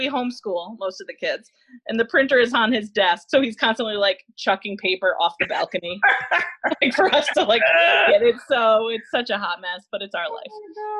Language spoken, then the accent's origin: English; New York, United States; moved away as an adult; now in Indiana, United States; So I'm from New York. My husband's from Connecticut. He moved to upstate New York for college. He went to RPI there.